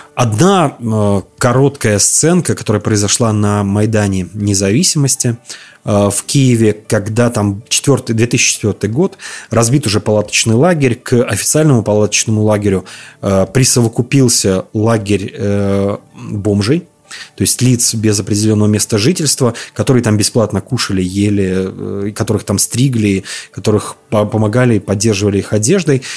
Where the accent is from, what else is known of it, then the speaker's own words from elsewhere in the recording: Belarus; я из Беларуси